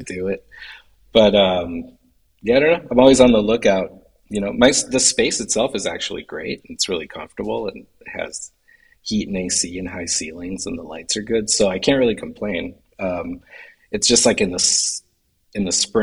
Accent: Florida, United States; also born or lived in New York; now in Hudson Valley, New York, United States; I grew up in Florida

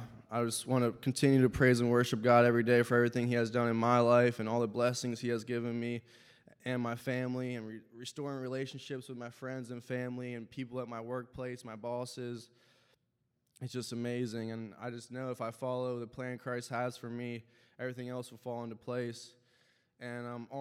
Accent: Lancaster County, Pennsylvania, United States; I grew up in Lancaster County, Pennsylvania, a family of 5

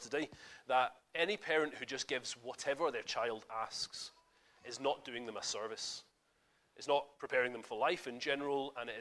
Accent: Scotland, United Kingdom; I'm Scottish

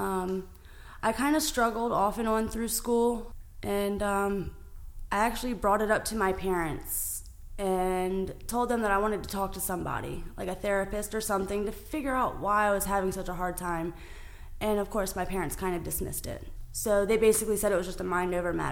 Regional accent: Calvert County, Maryland, United States; I grew up in Calvert County, Maryland

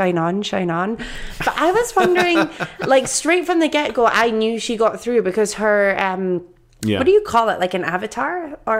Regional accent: London, United Kingdom; That's what we say at home. I'm from London, mate. London.

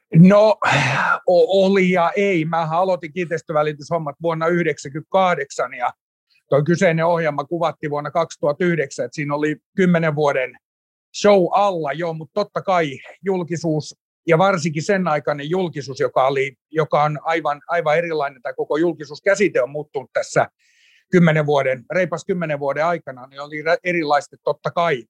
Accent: Turku, Southwest Finland, Finland; Mä tulen Turusta Heidegenin synnytyssairaalasta 17.3. vuonna 1976 syntynyt, syntynyt tappaus ja, ja tota, elänyt koko ikäni Turussa

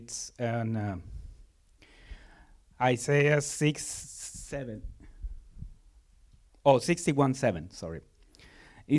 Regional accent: Mexico City, Mexico; moved away; I'm from Mexico, Mexico City.

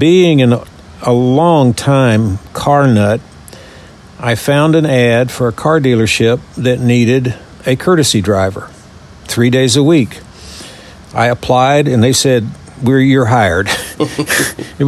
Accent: Louisiana, United States; moved away as an adult; also born or lived in Texas; now in Birmingham, United States; born and raised in Louisiana

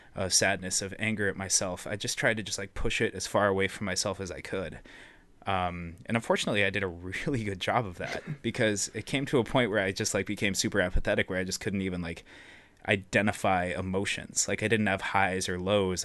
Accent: Billings, Montana, United States; also born or lived in Missoula, Montana; I'm also from Billings, Montana, same hometown as Riley

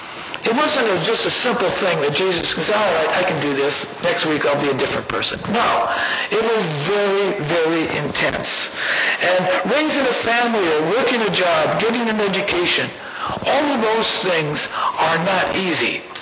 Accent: California, United States; moved away as an adult; I came to Minnesota when I was 20 years old, and I'll tell that story sometime. And I came from California, and I love Minnesota.

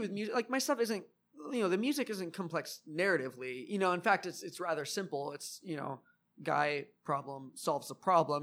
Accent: Wrightwood, California, United States; also born or lived in Lakewood, California; now in Long Beach, United States; I grew up in the mountains, so I grew up in Wrightwood for a while

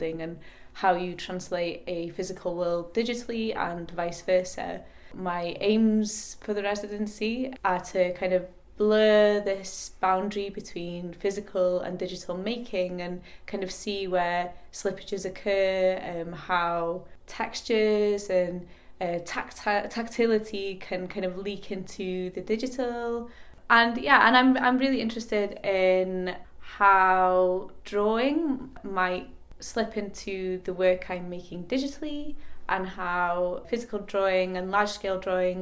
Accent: Northwest Wales, United Kingdom; moved away as an adult; now in Cardiff, United Kingdom; I'm an artist based in Cardiff. I'm originally from Northwest Wales

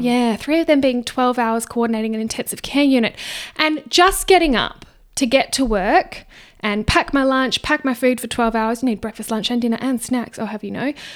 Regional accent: Perth, Western Australia, Australia; I just come from Perth. I have been here my whole life

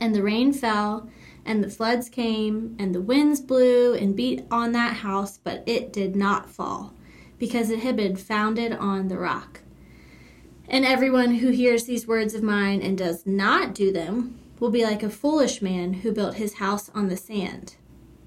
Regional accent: Virginia, United States; moved away as an adult; now in Atlanta, United States; I grew up in Virginia and went to school, like, at JMU, which is in a small town in Virginia

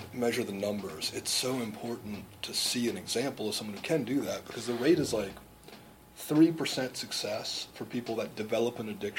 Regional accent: South Florida, United States; I'm from South Florida myself.

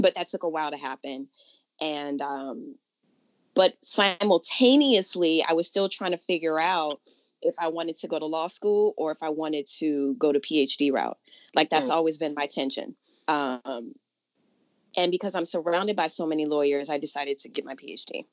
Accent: New Orleans, Louisiana, United States; now in California, United States; I'm from New Orleans originally

